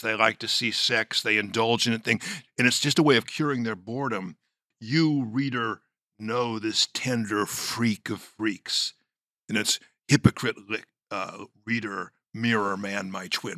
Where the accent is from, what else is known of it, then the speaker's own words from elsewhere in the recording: Los Angeles, California, United States; My grandmother, whom I was raised next door in Los Angeles